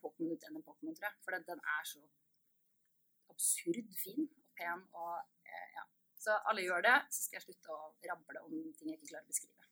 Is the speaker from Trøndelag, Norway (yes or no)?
no; Østfold, Norway; moved away as an adult; also born or lived in Sarpsborg; now in Bergen, Norway; jeg er fra Østfold